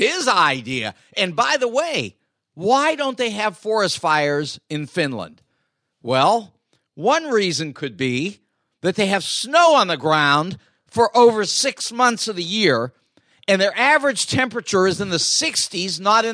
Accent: Los Angeles, California, United States; also born or lived in Chatsworth, California; I grew up in Los Angeles

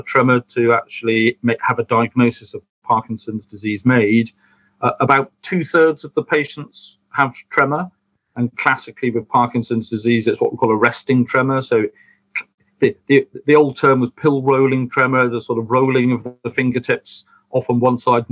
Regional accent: United Kingdom; we're British

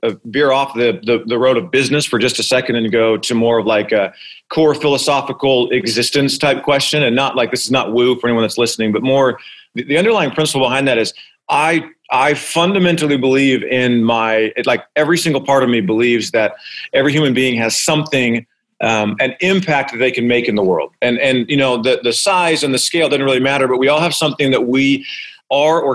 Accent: Arizona, United States; I'm born and raised in Arizona

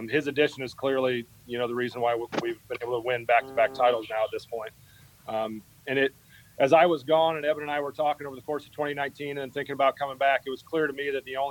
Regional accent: Schleswig, Iowa, United States; growing up in Schleswig, Iowa

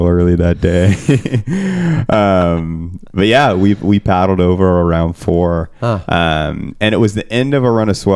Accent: New Bern, North Carolina, United States; I'm from New Bern, which is like an hour and a half north of here

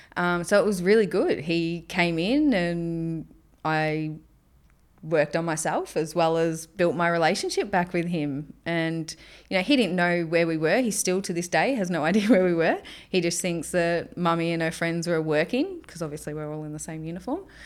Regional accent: Melbourne, Victoria, Australia; also born or lived in Cairns; now in Townsville, Australia; I grew up in Melbourne.

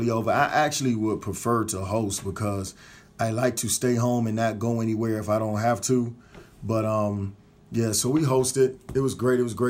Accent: Washington, District of Columbia, United States; now in South Carolina, United States; I was born in D.C. and lived majority of my life in D.C.

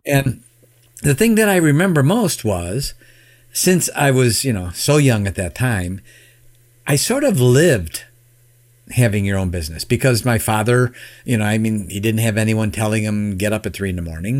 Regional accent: Chicago, Illinois, United States; now in Michigan, United States; I live in Michigan now, but I was born and raised in the Chicagoland area

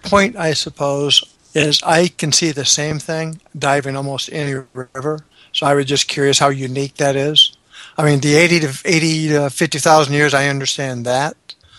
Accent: the South, United States; I'm from the South, and I think I pronounce it right.

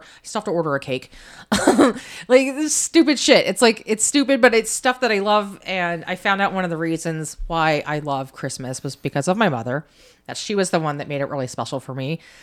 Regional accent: United States; being an American citizen

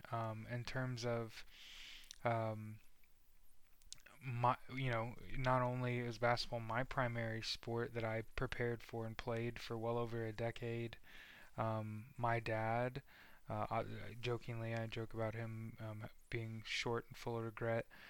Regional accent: Indiana, United States; also born or lived in outside Chicago, Illinois; moved to Indiana

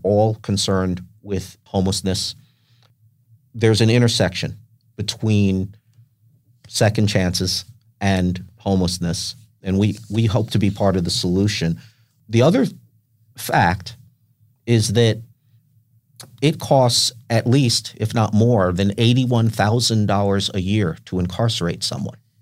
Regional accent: Westchester County, New York, United States; now in San Diego, United States; I grew up in Westchester County, in, in New York, just north of New York City

